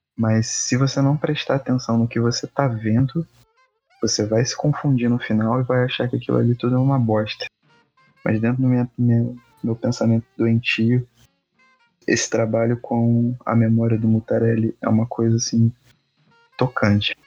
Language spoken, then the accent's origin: Portuguese; Petrópolis, Rio de Janeiro, Brazil; um poeta de Petrópolis, minha terra também